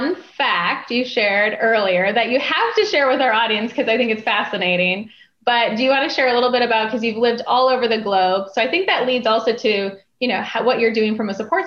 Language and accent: English; North Dakota, United States; I grew up in North Dakota, and so we're used to negative 40 Fahrenheit